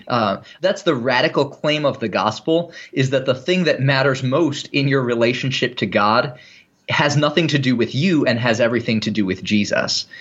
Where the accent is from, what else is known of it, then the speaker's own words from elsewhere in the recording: United States; I am an American Christian